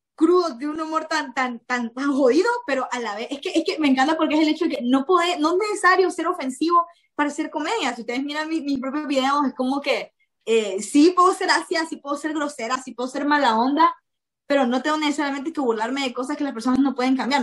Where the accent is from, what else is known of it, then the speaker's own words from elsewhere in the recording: Nicaragua; moved away; podría estar en mi país con una carrera universitaria como debería ser